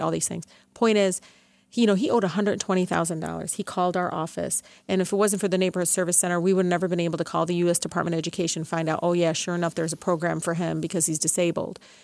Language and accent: English; Detroit, Michigan, United States; growing up in Southwest Detroit, I, you know, I was like the third parent